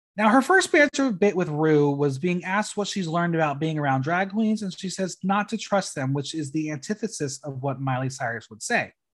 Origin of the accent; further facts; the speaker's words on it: New Jersey, United States; moved away; home in New Jersey